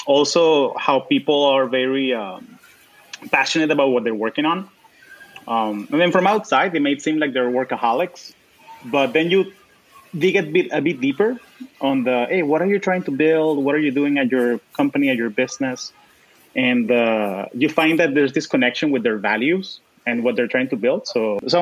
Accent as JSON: {"language": "English", "country": "Venezuela", "moved": "yes", "lives_now": "Bay Area, United States", "said": "I've lived in the U.S. for 20 years. So I straddle this identity of I'm Venezuelan, but I'm also American."}